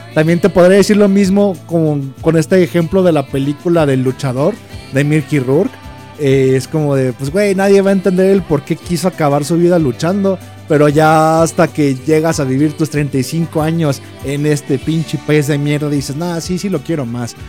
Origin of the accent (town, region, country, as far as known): Mexico